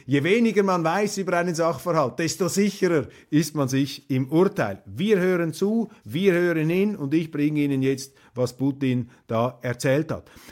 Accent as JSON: {"language": "German", "country": "Switzerland", "said": "für mich als Schweizer"}